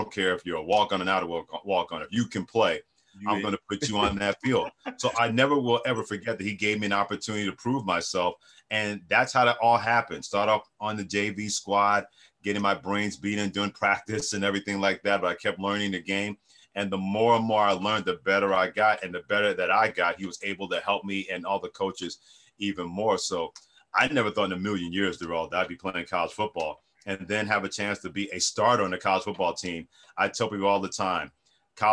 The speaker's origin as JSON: {"language": "English", "town": "New York City", "region": "New York", "country": "United States", "tie": "born or raised there", "also_born_or_lived": "Mansfield, Pennsylvania", "said": "growing up in New York City"}